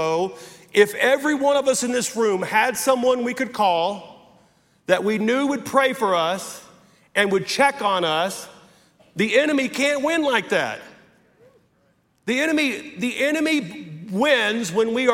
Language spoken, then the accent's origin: English; the South, United States; I'm from the South here